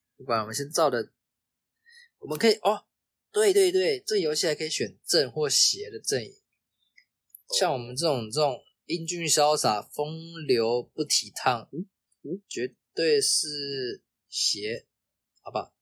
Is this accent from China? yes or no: no; Taiwan; 身为台湾人